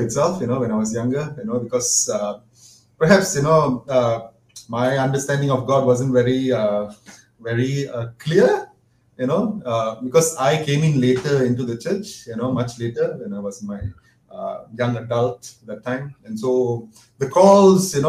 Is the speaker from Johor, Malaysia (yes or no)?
no; Petaling Jaya, Selangor, Malaysia; I grew up with that in Old Town PJ.